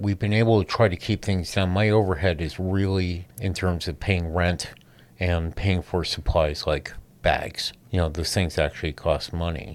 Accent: San Francisco, California, United States; I'm from San Francisco.

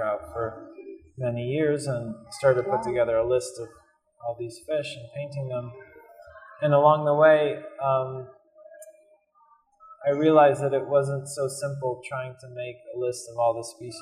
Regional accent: Easton, Connecticut, United States; I grew up in a town called Easton in southwestern Connecticut, about an hour from New York City

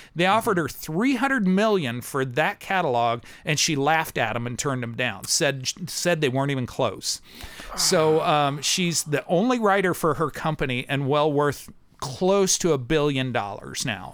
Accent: near Kirksville, Northeast Missouri, United States; moved away as an adult; also born or lived in Columbia, Missouri; now in Nashville, United States; I grew up in Missouri. I was a farm kid

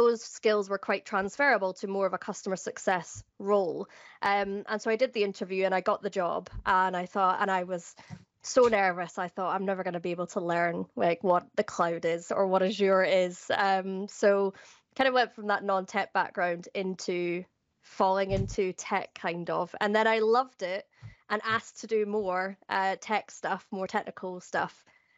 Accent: Edinburgh, Scotland, United Kingdom; also born or lived in Fife / Glasgow / Doncaster / London; now in Cardiff, United Kingdom; I live currently in Cardiff in South Wales, but I am from Edinburgh originally, but I've also lived in Fife, Glasgow, Doncaster and London.

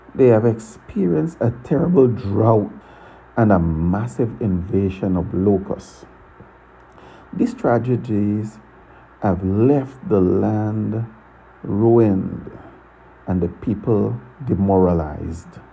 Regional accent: Guyana; now in Tortola, British Virgin Islands; I was born in Guyana, South America. I now live and reside in Tortola, British Virgin Islands

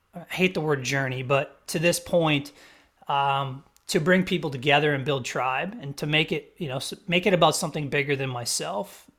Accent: Wisconsin, United States; now in South Carolina, United States; I'm not from this area of South Carolina. I'm from Wisconsin

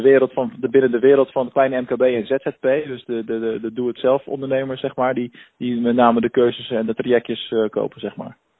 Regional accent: Rotterdam, South Holland, Netherlands; moved away; iets Rotterdams. Hè, ik bedoel, uh, ik kom er zelf ook vandaan

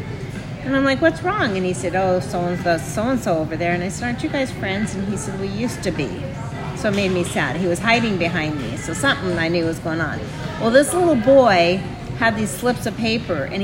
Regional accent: Montana, United States; I grew up in the backwoods. I grew up in Montana

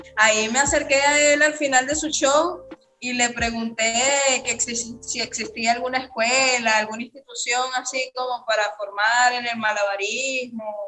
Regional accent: Caracas, Capital District, Venezuela; moved away as an adult; now in Brazil; soy venezolana, este, tengo aquí en Brasil residencia cuatro años. En la Venezuela soy de la ciudad de Caracas, eh, de la parroquia Caricuao.

